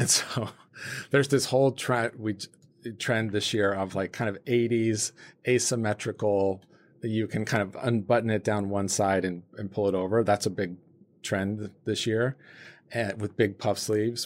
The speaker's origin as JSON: {"language": "English", "town": "South Lake Tahoe", "region": "California", "country": "United States", "tie": "born or raised there", "said": "I grew up in South Lake Tahoe, California, ve-, very small town"}